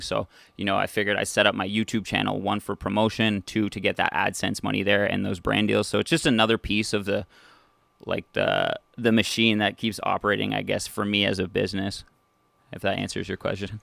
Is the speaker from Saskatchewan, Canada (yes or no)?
no; North Bay, Ontario, Canada; born and raised in North Bay, Ontario, just a few hours north of Toronto